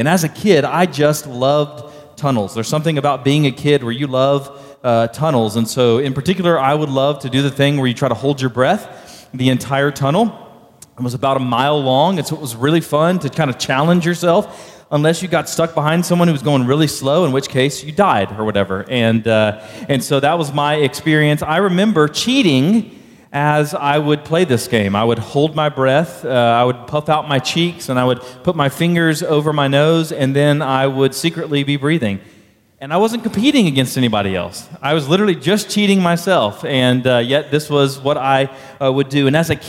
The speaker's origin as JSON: {"language": "English", "town": "Baytown", "region": "Texas", "country": "United States", "tie": "born or raised there", "said": "But I grew up in Baytown, Texas, just southeast of Houston."}